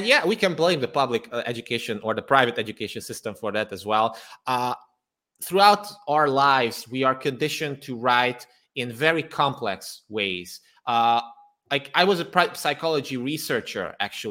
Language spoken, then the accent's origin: English; Transylvania, Romania; now in Budapest, Hungary; I was born and raised in Transylvania, which is part of Romania nowadays. But I am Hungarian, and nowadays I live in Budapest, Hungary.